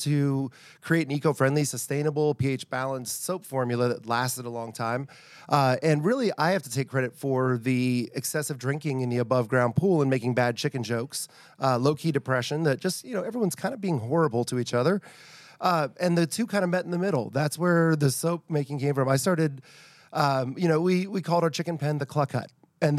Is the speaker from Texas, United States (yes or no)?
no; Virginia, United States; I'm actually from Northern Virginia originally, and Civil War is a huge thing up there.